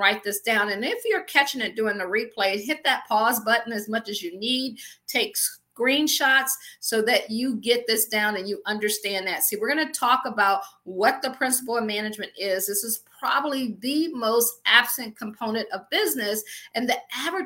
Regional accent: Akron, Ohio, United States; moved away as an adult; also born or lived in Washington, D.C. / Baltimore / Pittsburgh; I am from Akron, Ohio. I always joke and say I grew up shy, sheltered in church basically 6 days a week.

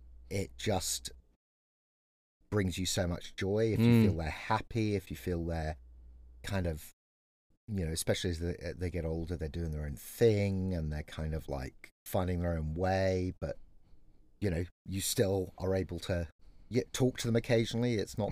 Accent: England, United Kingdom; now in California, United States; I happen to be your father. And I am an Englishman in California.

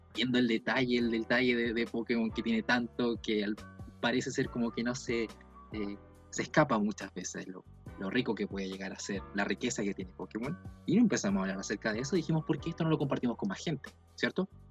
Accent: Valdivia, Los Ríos, Chile; soy del sur de Chile, de Valdivia

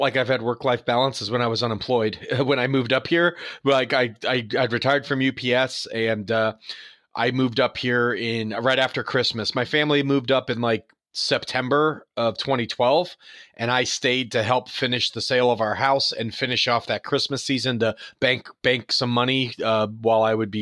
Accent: St. Petersburg, Florida, United States; born or raised there; also born or lived in New York

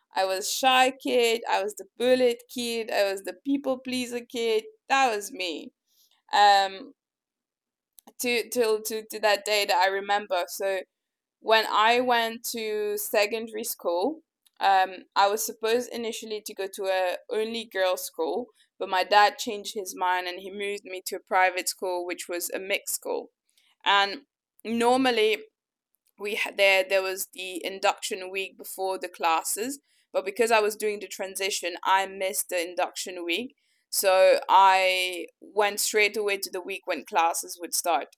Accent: Mauritius; also born or lived in Madagascar; I was born in Madagascar and I moved to Mauritius around the age of three

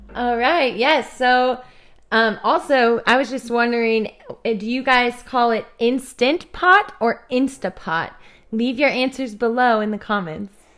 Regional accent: Kansas City, Missouri, United States; I'm from Kansas City, Missouri

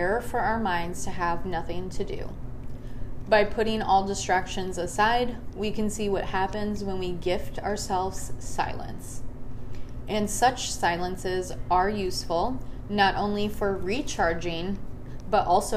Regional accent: Chicago, Illinois, United States; now in Phoenix, United States; I am also from Chicago, born and raised. We moved to Phoenix in 1999 as well.

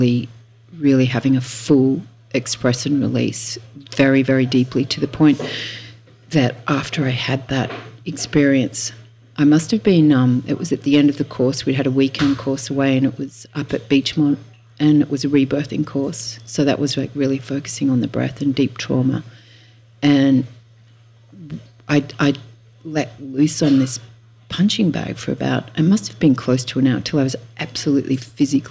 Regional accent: Tamworth, New South Wales, Australia; also born or lived in Sunshine Coast, Queensland; now in Byron Bay, Australia; I'm a country girl. I was born in Tamworth, which is in northwest New South Wales

